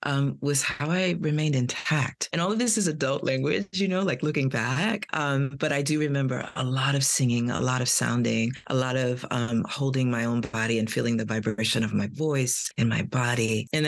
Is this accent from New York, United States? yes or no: yes; New York City, New York, United States; I'm from Brooklyn, New York